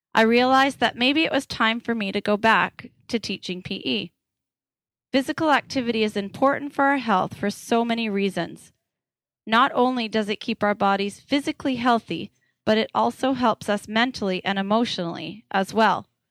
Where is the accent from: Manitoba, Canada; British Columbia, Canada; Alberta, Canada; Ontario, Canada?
British Columbia, Canada; Parksville; moved away as an adult; also born or lived in Nanaimo / Victoria / Surrey; I grew up on Vancouver Island in a little town called Parksville